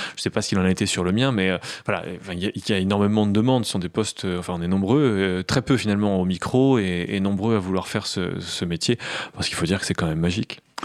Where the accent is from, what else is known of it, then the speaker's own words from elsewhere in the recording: Creil, Hauts-de-France, France; also born or lived in Nogent-sur-Oise; je suis natif de Creil